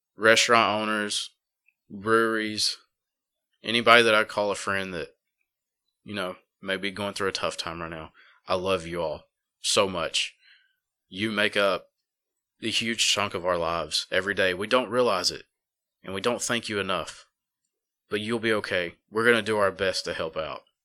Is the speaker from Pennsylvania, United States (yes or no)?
no; Dora, Alabama, United States; now in Jasper, United States; I grew up in Empire and Dora.